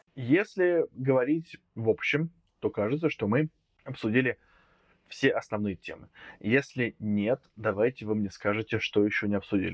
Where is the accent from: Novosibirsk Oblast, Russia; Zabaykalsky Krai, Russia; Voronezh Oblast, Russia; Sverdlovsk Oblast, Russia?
Voronezh Oblast, Russia; Voronezh; Я из Воронежа